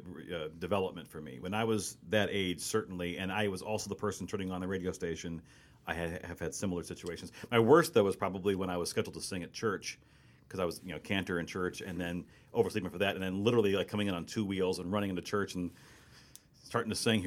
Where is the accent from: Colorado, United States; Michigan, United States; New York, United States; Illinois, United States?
Illinois, United States; Belleville; That's my hometown.